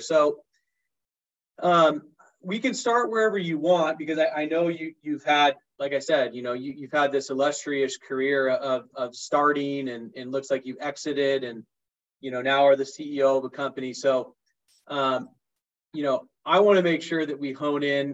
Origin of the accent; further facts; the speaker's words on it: San Diego, California, United States; I grew up in North County, San Diego. So I'm a SoCal boy too